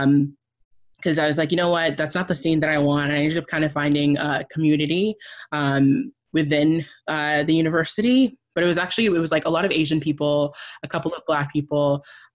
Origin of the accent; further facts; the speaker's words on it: Canada; also born or lived in Nigeria / Tanzania; When I was about 7, we moved to Canada